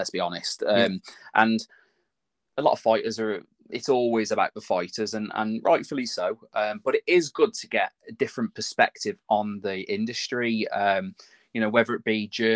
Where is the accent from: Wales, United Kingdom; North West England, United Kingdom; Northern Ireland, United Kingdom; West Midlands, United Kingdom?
West Midlands, United Kingdom; Telford; From my hometown